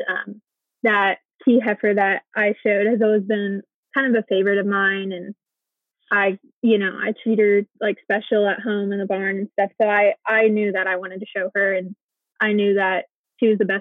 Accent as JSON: {"language": "English", "town": "Dunlap", "region": "Iowa", "country": "United States", "tie": "born or raised there", "said": "I'm born and raised in Dunlap"}